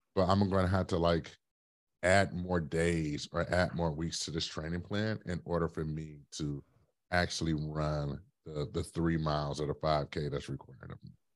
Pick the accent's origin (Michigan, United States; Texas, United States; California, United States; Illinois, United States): Michigan, United States; Detroit; born or raised there; now in Brooklyn, United States